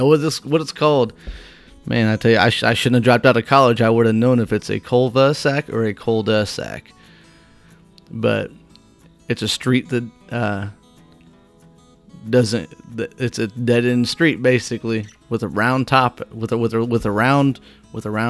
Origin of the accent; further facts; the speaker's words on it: Whitehall, United States; also born or lived in Ottawa, Illinois; So I moved back to Whitehall from Ottawa